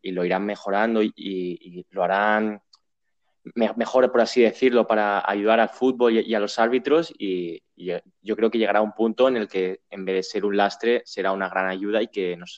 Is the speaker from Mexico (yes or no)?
no; Getafe, Community of Madrid, Spain; o sea, yo soy de Getafe y últimamente los son infumables